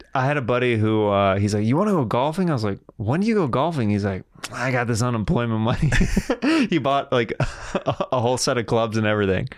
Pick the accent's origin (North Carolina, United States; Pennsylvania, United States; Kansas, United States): Kansas, United States; I'm from Kansas